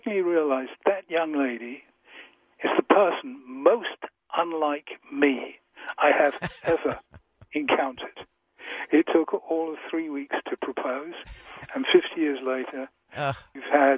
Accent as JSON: {"language": "English", "region": "England", "country": "United Kingdom", "said": "I'm so English"}